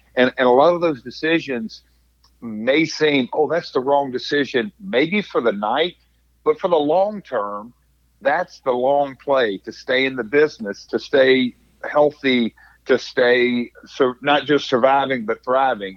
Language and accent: English; Nashville, Tennessee, United States; growing up in Nashville, you know, in the we'll say 70s, 80s, and even into the 90s